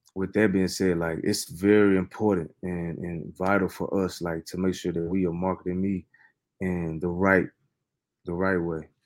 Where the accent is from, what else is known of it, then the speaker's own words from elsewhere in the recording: Fort Worth, Texas, United States; I'm from Fort Worth, Texas